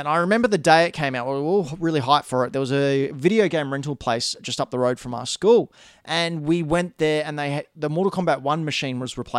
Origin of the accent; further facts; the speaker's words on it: Australia; We're from Australia, by the way.